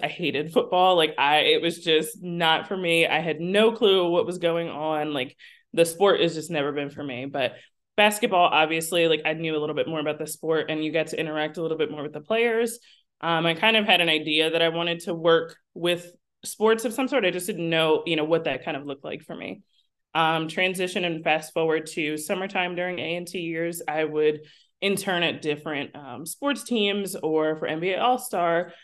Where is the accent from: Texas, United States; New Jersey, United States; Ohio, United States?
New Jersey, United States; I was born and raised in South Jersey, so ten minutes away is Philadelphia